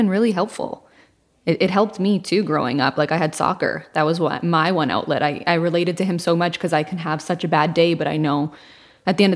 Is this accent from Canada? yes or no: yes; Toronto, Ontario, Canada; I am from Toronto